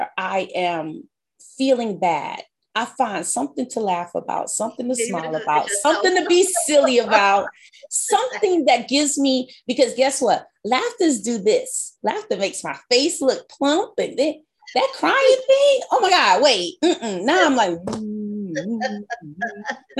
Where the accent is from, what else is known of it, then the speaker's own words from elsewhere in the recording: New York, United States; I'm a New Yorker